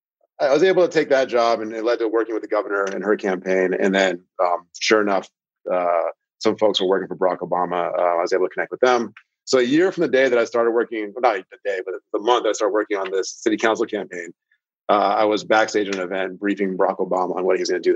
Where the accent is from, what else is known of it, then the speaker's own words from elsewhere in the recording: Seattle, Washington, United States; I'm from the Seattle area.